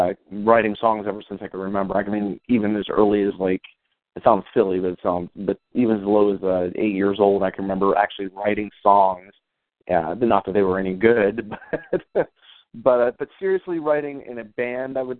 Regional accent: Belle Vernon, Pennsylvania, United States; I'm calling in from my hometown of Belle Vernon, Pennsylvania

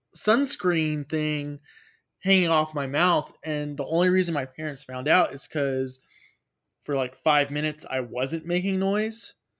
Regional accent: United States; being an American

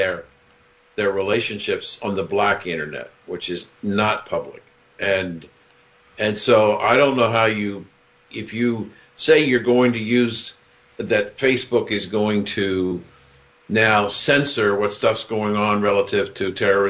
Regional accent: Columbus, Ohio, United States; growing up in Columbus, Ohio

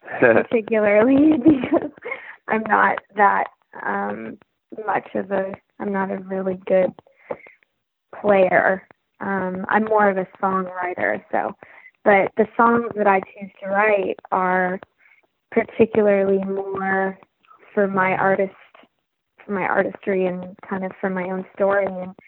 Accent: Vancouver, British Columbia, Canada; moved away as an adult; now in Nashville, United States; when I came to Nashville, I came from Vancouver, Canada

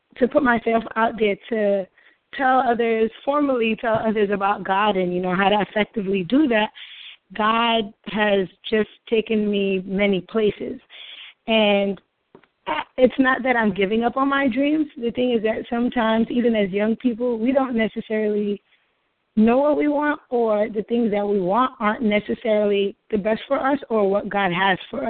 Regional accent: New York, United States; moved away as an adult; now in Oakland, United States; As a New Yorker

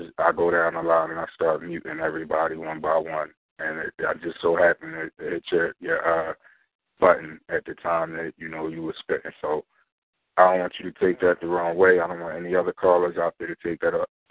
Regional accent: Philadelphia, Pennsylvania, United States; I'm from North Philly. The streets is what I know

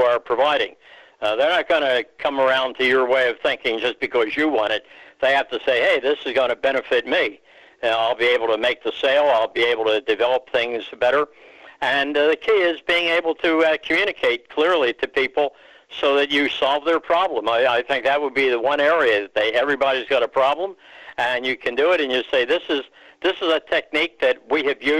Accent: Philadelphia, Pennsylvania, United States; my Philadelphia origins

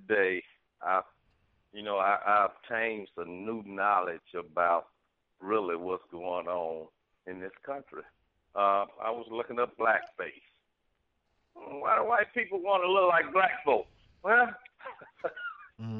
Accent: Tuskegee, Alabama, United States; I'm from Tuskegee, Tallahassee, Central Alabama, the heart of the Creek Confederacy

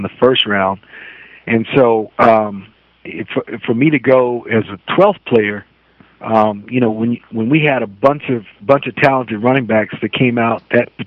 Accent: Waco, Texas, United States; growing up in Waco was good

